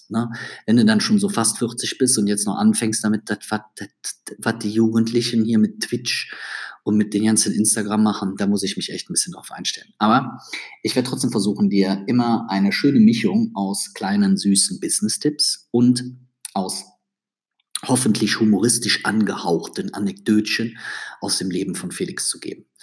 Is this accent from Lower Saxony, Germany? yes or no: no; Düsseldorf, North Rhine-Westphalia, Germany; Wenn du zwischendurch merkst, dass ich als Düsseldorfer in einen leicht Kölner Akzent verfalle, dann muss ich dir ehrlich sagen, das kann ich nicht abstellen.